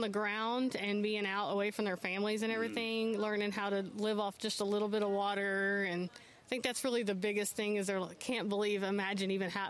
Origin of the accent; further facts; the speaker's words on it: Sheffield, Texas, United States; I grew up in Sheffield, okay. which is a couple hour drive from here